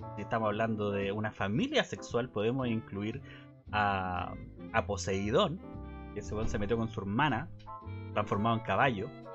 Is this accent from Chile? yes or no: yes; Chile; yo podría ser un chileno chiquito, gordito